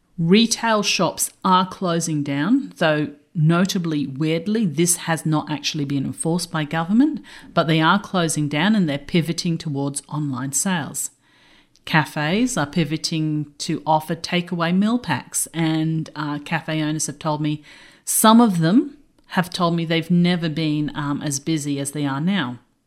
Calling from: Brisbane, Queensland, Australia; I'm dialing in from Brisbane, Australia.

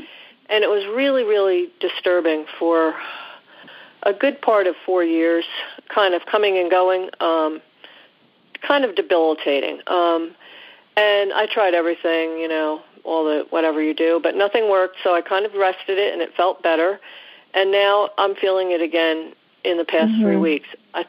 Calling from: New Jersey, United States; I'm calling from New Jersey.

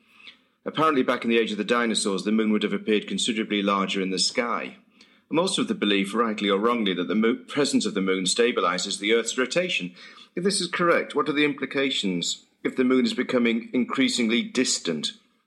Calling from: Saltburn-by-the-Sea, North East England, United Kingdom; I'm calling from Saltburn by the Sea up on the northeast coast of Yorkshire, England.

